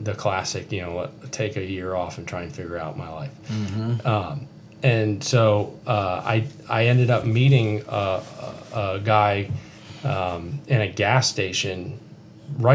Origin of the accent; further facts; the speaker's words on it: North Carolina, United States; moved away; also born or lived in Lake George, New York / Illinois; I grew up in North Carolina, and then I ended up in, the Adirondacks in Lake George, New York